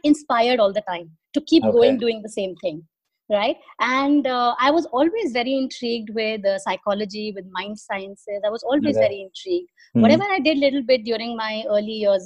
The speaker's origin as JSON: {"language": "English", "region": "Delhi", "country": "India", "tie": "born or raised there", "moved": "as an adult", "lives_now": "Dubai, United Arab Emirates", "said": "I born and brought up in Delhi"}